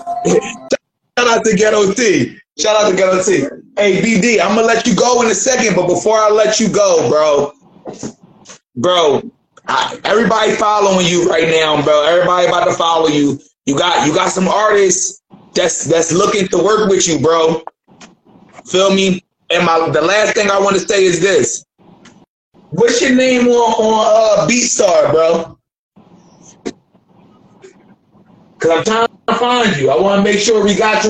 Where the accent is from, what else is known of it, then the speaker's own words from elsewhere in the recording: Philadelphia, Pennsylvania, United States; now in Dayton, United States; I'm not from out here. I'm from Philly